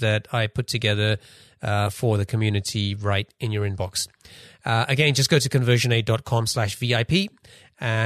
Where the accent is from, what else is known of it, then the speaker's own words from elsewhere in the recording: London, United Kingdom; now in Seattle area, United States; we're both from London. I'm in the Seattle area